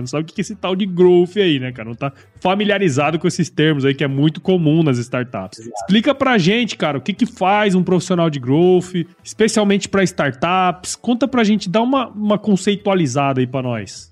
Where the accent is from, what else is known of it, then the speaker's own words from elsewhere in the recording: Mato Grosso, Brazil; moved away as an adult; also born or lived in Piracicaba, São Paulo / São Paulo; Eu sou de Mato Grosso